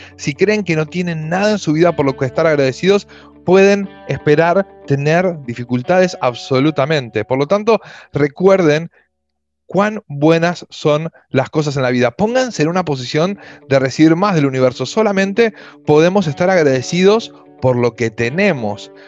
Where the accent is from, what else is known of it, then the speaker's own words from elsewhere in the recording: Argentina; yo soy de Argentina, vivo en Buenos Aires por ahora